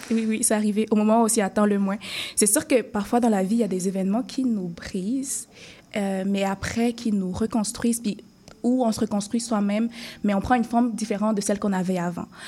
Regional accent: Cameroon; moved away as an adult; now in Montreal, Canada; j'avais terminé mes études secondaires dans mon pays d'origine qui est le Cameroun

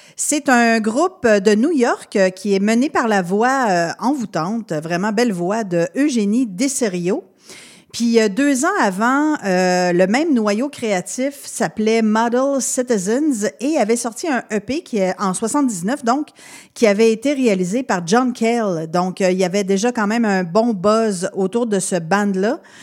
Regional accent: Quebec City, Quebec, Canada; je viens de Québec

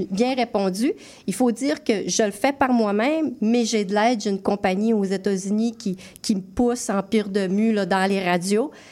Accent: Alma, Quebec, Canada; Euh, chez nous, je viens d'Alma.

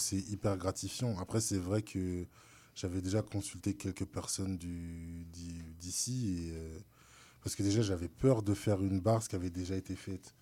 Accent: France; je suis français

